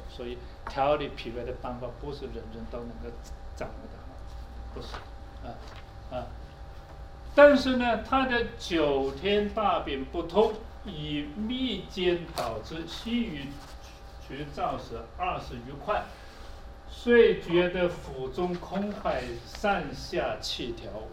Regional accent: China; 我们中国人

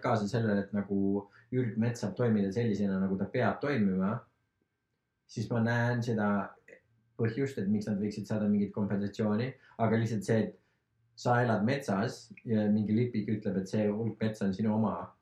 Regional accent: Estonia; also born or lived in Lahemaa; mina olen ka maalt pärit

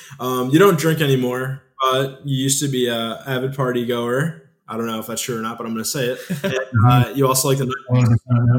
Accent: River Rouge, Michigan, United States; I'm actually like from very close to Detroit. I'm from River Rouge, which is a city that's 10 minutes outside of Detroit. It's not the best socioeconomic area, but I'm from the greater Detroit area, for a lack of better terms.

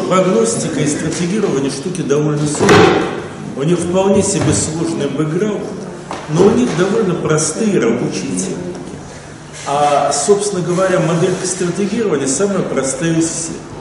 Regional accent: Russian Far East, Russia; moved away; Я в детстве и после него много жил на Дальнем Востоке

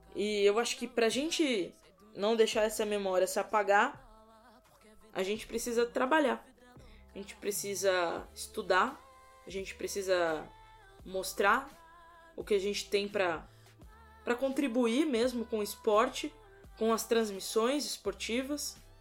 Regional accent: São Paulo, Brazil; sou paulista, tenho 26

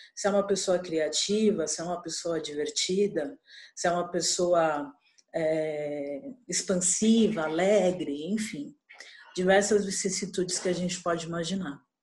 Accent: São Paulo, Brazil; sou paulistana

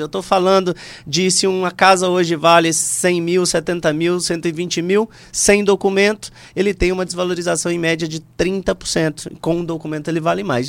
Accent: Redenção, Pará, Brazil; Eu sou natural, sou paraense de ah. redenção

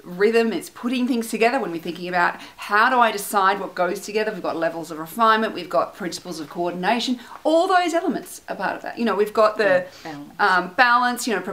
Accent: Canberra, Australian Capital Territory, Australia; moved away; also born or lived in Melbourne; growing up in Canberra, which is a small city.

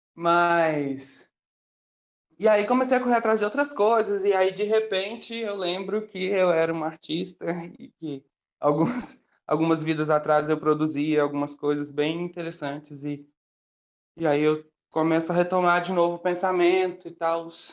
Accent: Belo Horizonte, Minas Gerais, Brazil; eu moro em Belo Horizonte, então eu sou uma bicha preta mineira, e aí eu vivi a minha vida toda

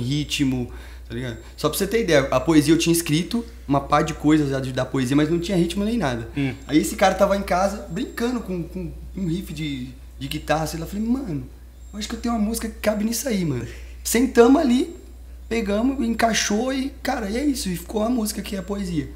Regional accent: Mato Grosso do Sul, Brazil; now in São Paulo, Brazil; a gente é do Mato Grosso do Sul. A gente veio aqui mesmo pra, pra São Paulo.

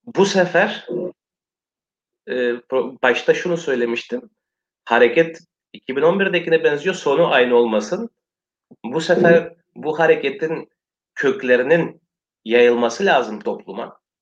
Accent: Western Thrace, Eastern Macedonia and Thrace, Greece; Bizim azınlık birdir ve Türktür

